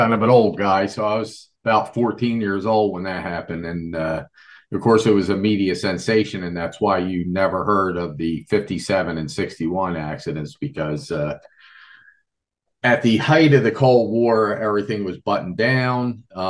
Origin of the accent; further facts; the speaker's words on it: Levittown, Pennsylvania, United States; I grew up in Levittown, Pennsylvania, about an hour and 40 minutes from where Three Mile Island took place, on the Susquehanna River.